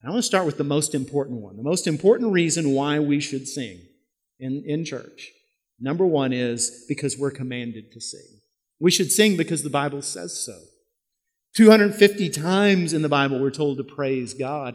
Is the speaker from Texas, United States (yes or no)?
yes; Yoakum, Texas, United States; my hometown in Yoakum